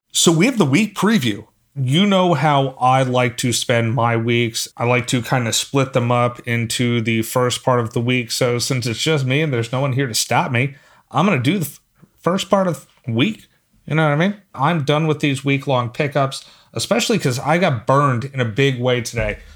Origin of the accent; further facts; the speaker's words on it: Philadelphia, Pennsylvania, United States; now in North Carolina, United States; I'm from Philly, and so I'm used to snow